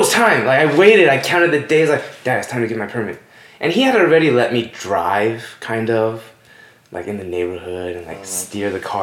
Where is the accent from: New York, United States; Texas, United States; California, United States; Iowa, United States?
California, United States; Los Angeles; born and raised in Northridge, California